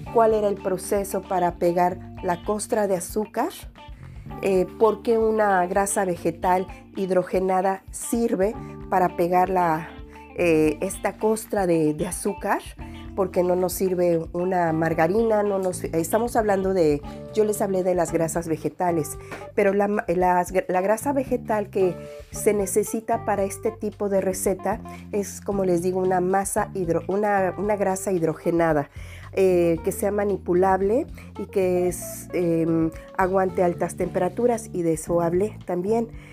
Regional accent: Mexico; now in France; vive en el extranjero y que somos mexicanos

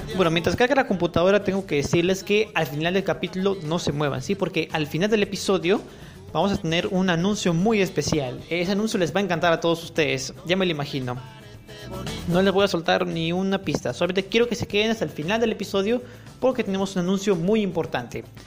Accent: Peru; en mi país aún no han abierto las salas de cine, en Perú

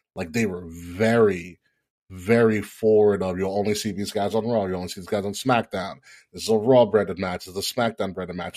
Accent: New York, United States; I am from New York

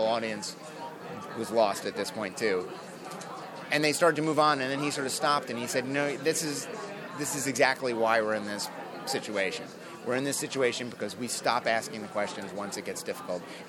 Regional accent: Long Island, New York, United States; I grew up on Long Island

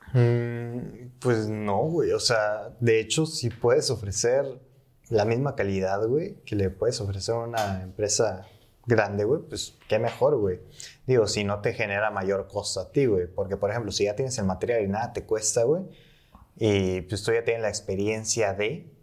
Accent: Mexico; Siendo mexicano

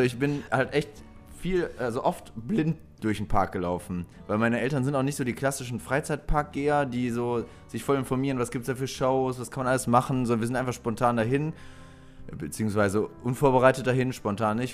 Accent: near Krefeld, North Rhine-Westphalia, Germany; ich komme aus der Ecke Krefel da in die Nähe

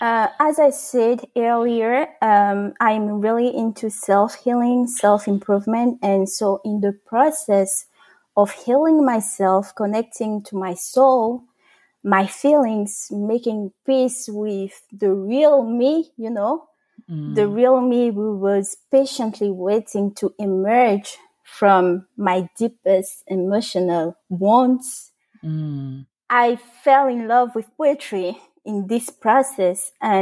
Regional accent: France; first language French; English is a second language; So first, like you said, I am French. My first language is French. And I wanted to improve my English by writing in English.

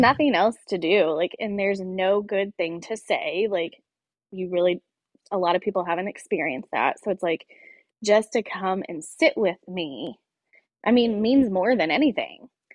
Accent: Greenwood, Indiana, United States; also born or lived in Bloomington, Indiana; born and raised in Center Grove in the Greenwood area

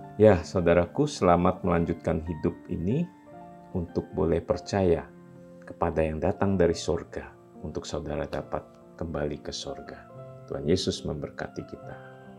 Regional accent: Kalimantan, Indonesia; moved away; also born or lived in Java; asal-usul saya yang dari Kalimantan

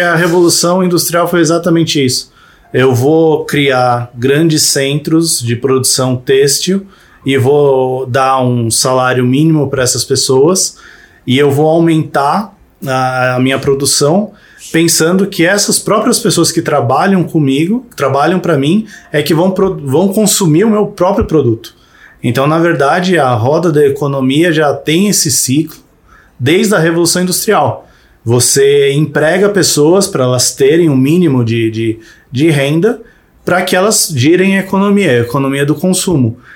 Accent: Brazil; a gente é brasileiro

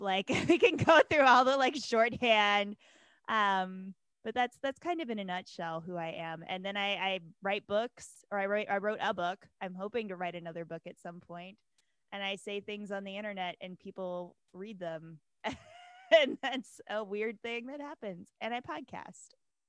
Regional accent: the South, United States; now in Milwaukee, United States; I live in Milwaukee, Wisconsin, but I'm a transplant from the South. So I am both equally fierce about the Midwest and about the South.

